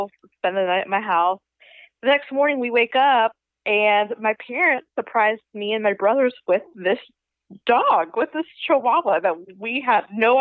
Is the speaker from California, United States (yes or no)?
no; Panama City, Florida, United States; also born or lived in Georgia; Born and raised in Panama City, Florida. So I grew up in the spring break capital of the world